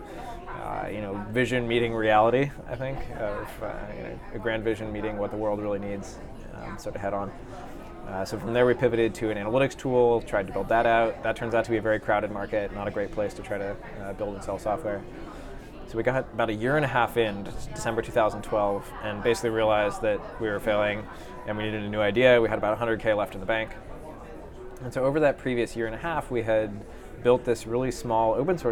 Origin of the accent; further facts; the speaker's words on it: Seattle, Washington, United States; moved away; I grew up in Seattle